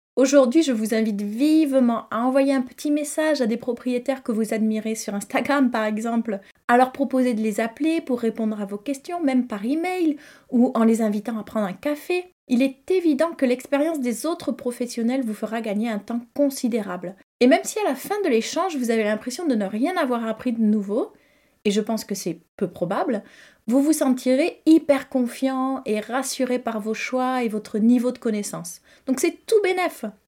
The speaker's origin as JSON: {"language": "French", "town": "Toulouse", "region": "Occitania", "country": "France", "tie": "born or raised there", "also_born_or_lived": "Cahors, Lot", "said": "j'ai grandi à Toulouse"}